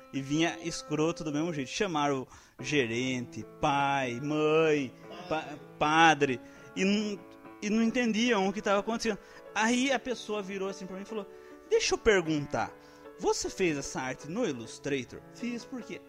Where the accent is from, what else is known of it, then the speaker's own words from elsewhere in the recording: interior, Brazil; accent: interior accent; aqui do interior. Vocês podem interior. ver pelo nosso sotaque